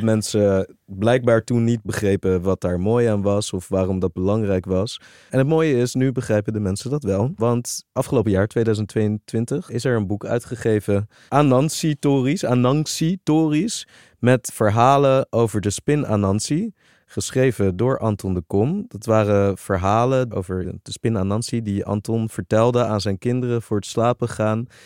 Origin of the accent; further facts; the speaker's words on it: Suriname; we als Surinamers ook trots mogen zijn dat we afstammen